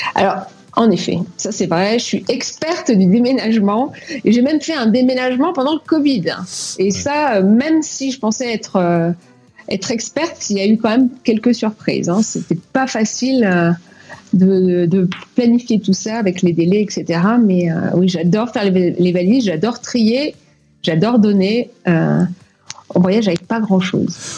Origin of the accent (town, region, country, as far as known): France; moved away; also born or lived in Cuba / Martinique